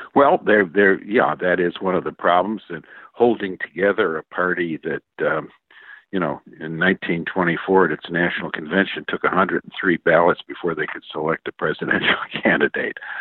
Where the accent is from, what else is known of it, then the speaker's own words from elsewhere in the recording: Michigan, United States; I grew up in Michigan in the 1950s